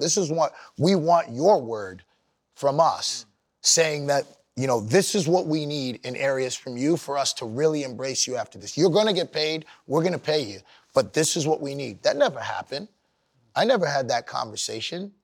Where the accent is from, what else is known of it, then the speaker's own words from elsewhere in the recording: Sudbury, Ontario, Canada; I grew up in Canada